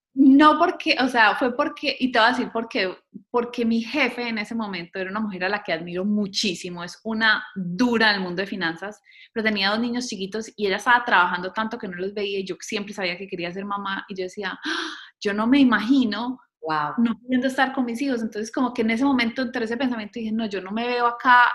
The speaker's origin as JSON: {"language": "Spanish", "country": "Colombia", "tie": "born or raised there", "also_born_or_lived": "Bogotá", "moved": "as an adult", "lives_now": "United States", "said": "yo crecí en Colombia"}